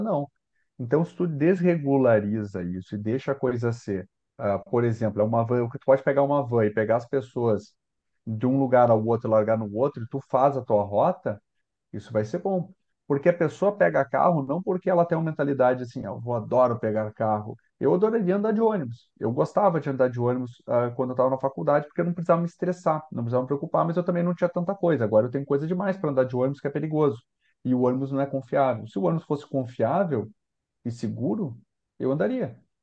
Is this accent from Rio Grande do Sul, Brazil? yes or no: yes; Porto Alegre, Rio Grande do Sul, Brazil; eu sou de Porto Alegre, gosto de Porto Alegre